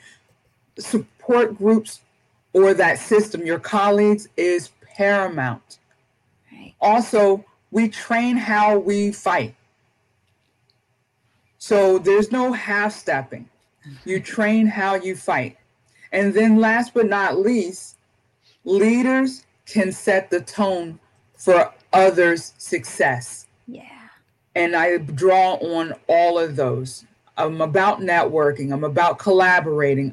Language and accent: English; York, Pennsylvania, United States; moved away as an adult; now in Southern Maryland, United States; I love my hometown, York, Pennsylvania